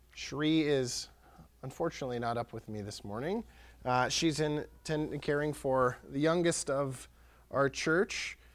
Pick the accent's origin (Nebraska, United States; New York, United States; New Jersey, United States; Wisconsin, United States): Wisconsin, United States; Pierce County; born or raised there